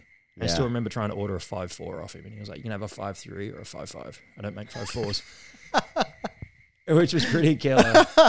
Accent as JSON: {"language": "English", "country": "Australia", "said": "We're Australian, we'll cuss."}